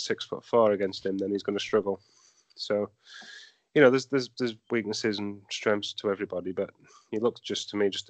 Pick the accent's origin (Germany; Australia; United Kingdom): United Kingdom; England; moved away as an adult; now in Central Florida, United States; I grew up in England, you know, watching football in the 90s and the 2000s and such